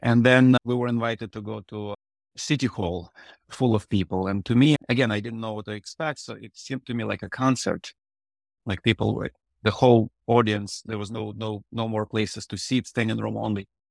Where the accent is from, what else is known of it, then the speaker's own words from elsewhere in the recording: Odesa, Odesa Oblast, Ukraine; first language Russian; English is a second language; moved away; so my first language is Russian. I was born in the previous century, and the city, Odessa, was at that point predominantly Russian speaking